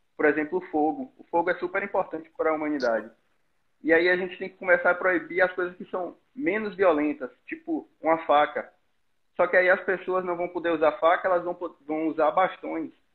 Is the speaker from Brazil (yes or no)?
yes; Bahia, Brazil; eu sou baiano, estudo na UNEB, Universidade do Estado da Bahia